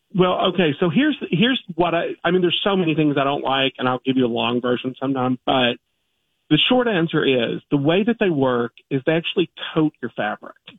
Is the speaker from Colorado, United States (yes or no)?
no; Kentucky, United States; I'm from Kentucky.